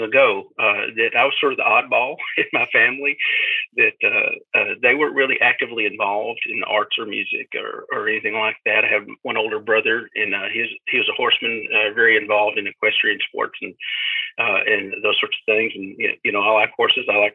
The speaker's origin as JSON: {"language": "English", "town": "Adamsville", "region": "Tennessee", "country": "United States", "tie": "born or raised there", "also_born_or_lived": "Selmer, Tennessee", "said": "I grew up in McNairy County"}